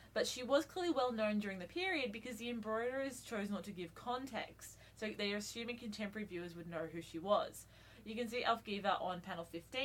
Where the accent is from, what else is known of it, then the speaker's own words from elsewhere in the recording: Australia; We're also Australian